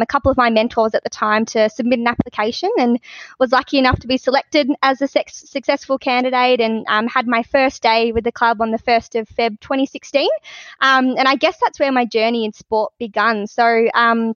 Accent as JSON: {"language": "English", "town": "Pearcedale", "region": "Victoria", "country": "Australia", "tie": "born or raised there", "said": "my growing up in Piercedale"}